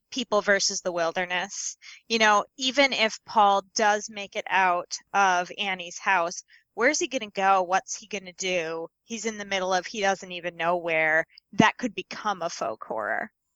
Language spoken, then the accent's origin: English; Midwest, United States; as a Midwesterner